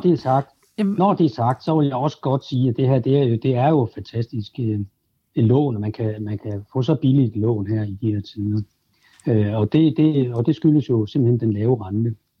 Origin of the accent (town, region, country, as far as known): Denmark